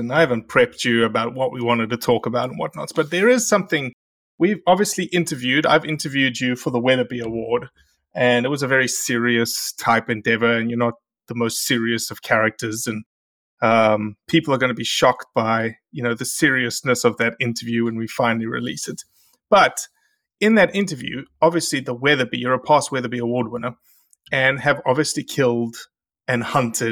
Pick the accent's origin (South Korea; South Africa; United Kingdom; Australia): Australia; moved away as an adult; now in United States; I had to fly back to Australia to see the family.